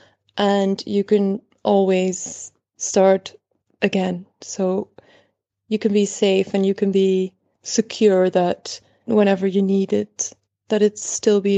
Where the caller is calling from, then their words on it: Belgium; English is a second language; Sorry for the accent, by the way. I'm calling from Belgium.